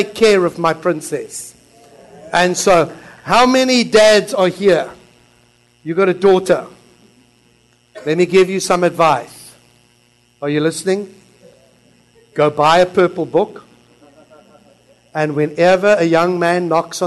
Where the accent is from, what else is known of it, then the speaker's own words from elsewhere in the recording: Philippines; now in Christchurch, New Zealand; I am Filipino